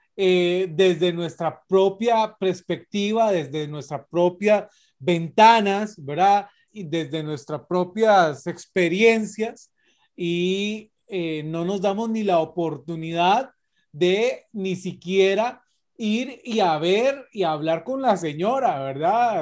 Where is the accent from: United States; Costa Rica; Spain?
Costa Rica; nosotros como ticos